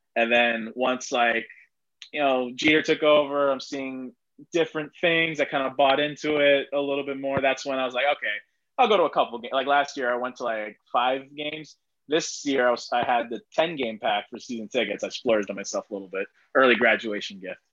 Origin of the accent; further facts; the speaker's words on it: Miami Gardens, Florida, United States; I grew up like 10 minutes away from the old stadium, Joe mm-hmm. Robbie slash Sun Life slash Dolphin Stadium